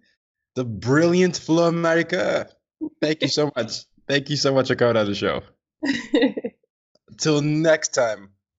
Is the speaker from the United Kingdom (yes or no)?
no; Nigeria; I'm Nigerian.